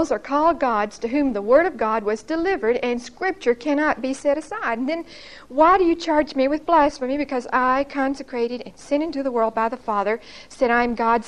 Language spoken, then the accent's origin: English; Brookhaven, United States; born or raised there; moved away as an adult; now in Huntsville, United States